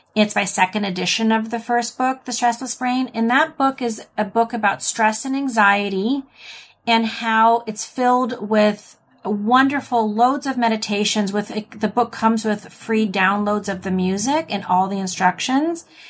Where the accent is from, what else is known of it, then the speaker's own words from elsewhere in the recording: United States; accent: American English; I'm American, or I speak Im, Eng, American English.